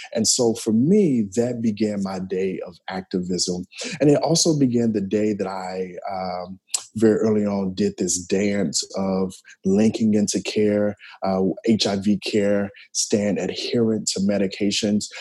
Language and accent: English; Memphis, Tennessee, United States; moved away; residing in Memphis, growing up in Memphis, definitely was around church